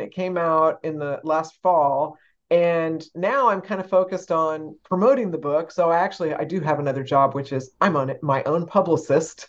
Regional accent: San Antonio, Texas, United States; I grew up in San Antonio, Texas

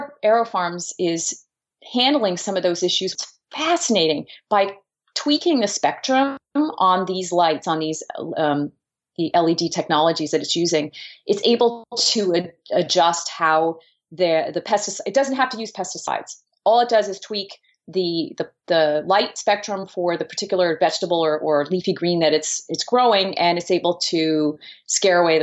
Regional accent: New Jersey, United States; here in my home state of New Jersey

